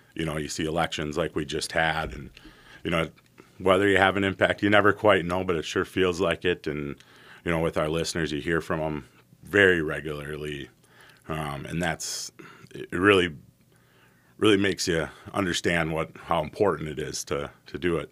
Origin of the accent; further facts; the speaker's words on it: White Bear Lake, Minnesota, United States; also born or lived in St. Paul, Minnesota; I was born in St. Paul, raised in White Bear Lake, Minnesota